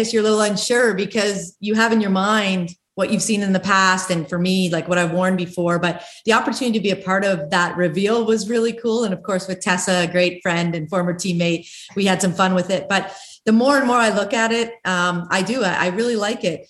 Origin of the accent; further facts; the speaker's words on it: Kingston, Ontario, Canada; I grew up in Kingston, Ontario